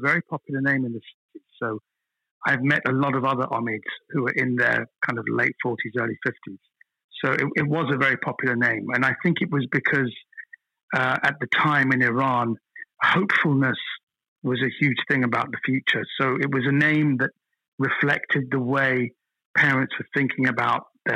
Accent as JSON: {"language": "English", "region": "London", "country": "United Kingdom", "tie": "born or raised there", "accent": "slightly posh Kensington accent", "said": "I was born and raised in Britain, although I didn't speak English until I was about three, until I went into nursery school because I spoke the language and my parents spoke to me. But, yeah, that kind of slightly posh Kensington accent"}